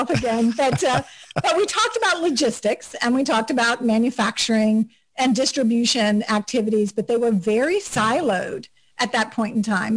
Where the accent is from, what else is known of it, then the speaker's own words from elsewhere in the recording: South Florida, United States; moved away as an adult; also born or lived in Auburn, Alabama / Atlanta area; now in Atlanta, United States; I grew up in South Florida